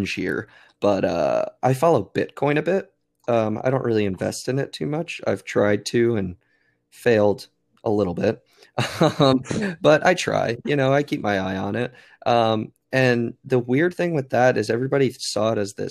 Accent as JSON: {"language": "English", "country": "United States", "said": "as Americans"}